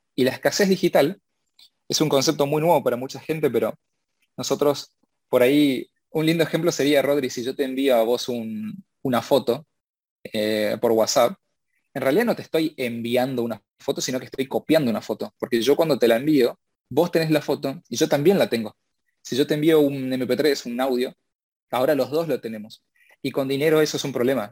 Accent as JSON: {"language": "Spanish", "country": "Argentina", "said": "yo soy argentino"}